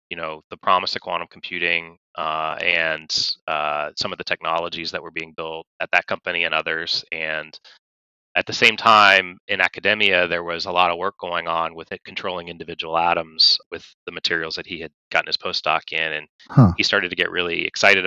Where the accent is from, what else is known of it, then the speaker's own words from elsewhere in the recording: Atlanta, Georgia, United States; moved away as an adult; also born or lived in California; I grew up in Atlanta, Georgia